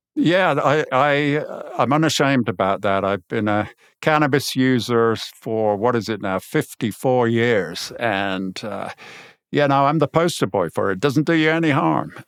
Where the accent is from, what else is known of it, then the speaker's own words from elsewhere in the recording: Birmingham, West Midlands, United Kingdom; I'm from Birmingham